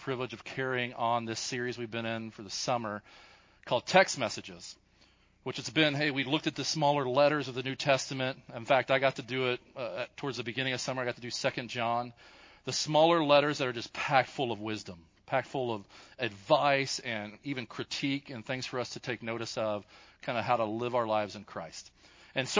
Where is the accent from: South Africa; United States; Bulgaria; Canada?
United States; Kentucky; accent: Kentucky; my Kentucky accent